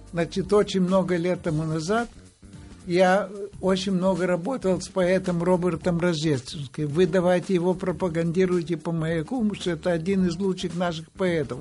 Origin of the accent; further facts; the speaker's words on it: Odesa, Odesa Oblast, Ukraine; moved away; Родился я в Одессе